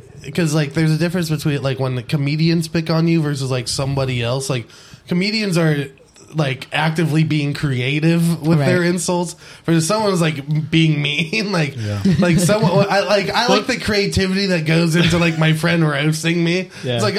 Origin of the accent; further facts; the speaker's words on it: San Jose, California, United States; San Jose.